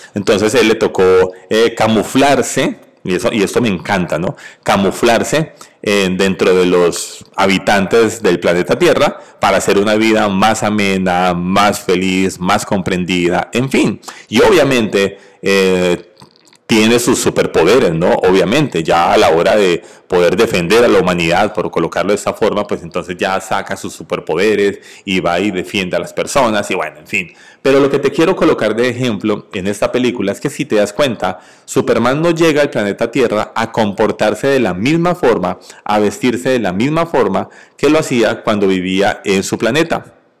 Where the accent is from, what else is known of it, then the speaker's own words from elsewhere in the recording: Colombia; en mi país natal, Colombia